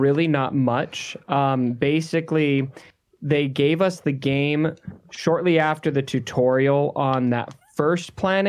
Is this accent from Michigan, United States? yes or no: no; Arizona, United States; we're both from Arizona.